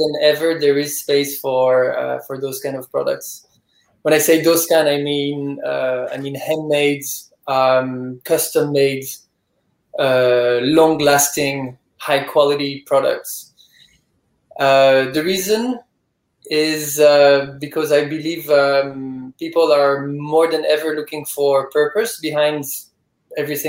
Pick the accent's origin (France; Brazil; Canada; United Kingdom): France; moved away as an adult; also born or lived in Dubai / Beirut / New York; now in Ibiza, Spain; I'm originally from France, but I've lived a bit everywhere in the world.